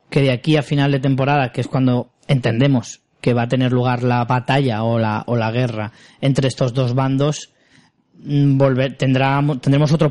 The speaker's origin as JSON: {"language": "Spanish", "region": "Extremadura", "country": "Spain", "said": "Soy extremeña hasta las trancas y me ha hecho mucha ilusión ver Cáceres"}